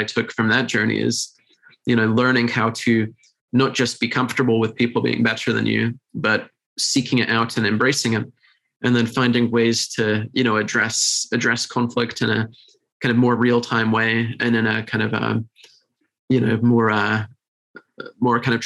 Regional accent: United Kingdom; being British

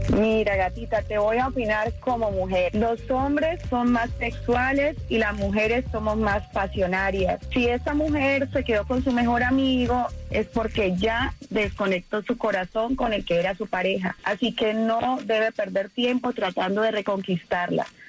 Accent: Dominican Republic; yo soy dominicana

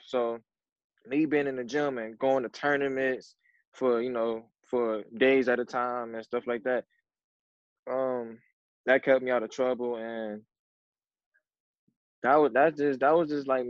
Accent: Cleveland, Ohio, United States; I'm from Cleveland, Ohio

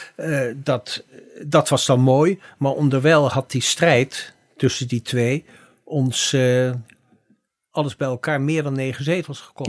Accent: The Hague, South Holland, Netherlands; ik kom uit het Benoordenhout. We hebben trouwens op dezelfde middelbare school gezeten

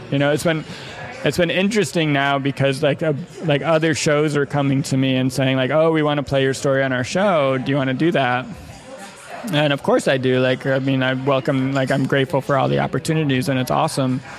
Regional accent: Midwest, United States; I mean, I grew up in the Midwest too, so I have like this kind of like cynical sense of humor, like kind of like cutting and biting.

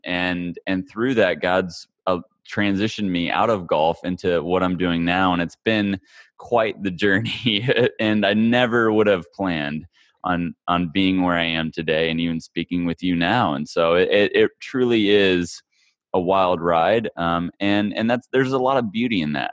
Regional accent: Kansas, United States; I grew up in Kansas, of all places, the middle of America

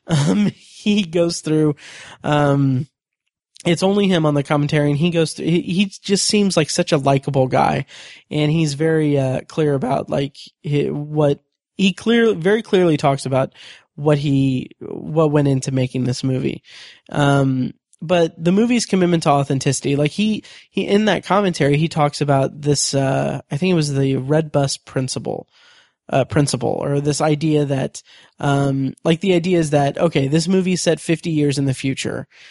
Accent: United States; I'm American

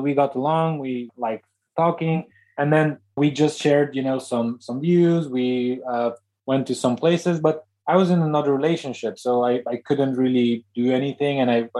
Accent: Transylvania, Romania; Deanna and I actually were born less than 100 miles apart from each other, in the same literal region of the country of Transylvania.

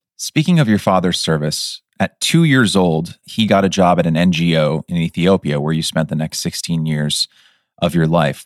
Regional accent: Pleasanton, California, United States; my hometown of Pleasanton

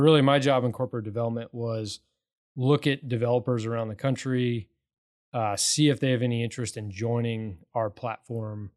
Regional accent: Morrison, Colorado, United States; now in Katy, United States; I grew up in Morrison, so kinda the west

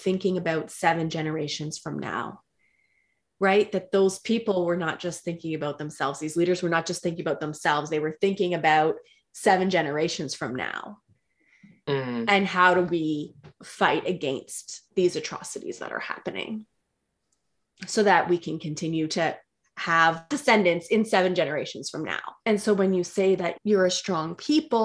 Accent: Canada; I'm Canadian. I live in Canada. I grew up in Canada.

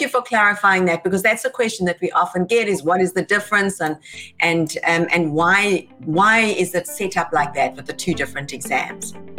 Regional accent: South Africa; South Africa, my home country

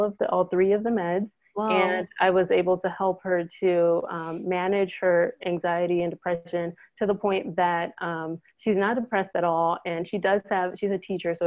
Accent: Trinidad & Tobago; now in United States; I was born in Trinidad, so I grew up in the Caribbean.

